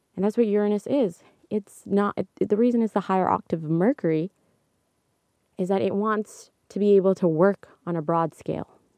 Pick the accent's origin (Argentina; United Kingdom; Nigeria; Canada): Canada; I'm Canadian